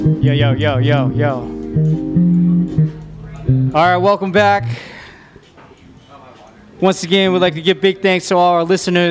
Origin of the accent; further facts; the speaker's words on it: Orange County, California, United States; I was growing up in Orange County.